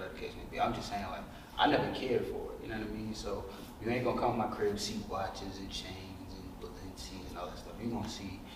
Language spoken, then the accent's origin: English; Charleston, South Carolina, United States; growing up in the South, ain't really, especially in Charleston, South Carolina, ain't much really out there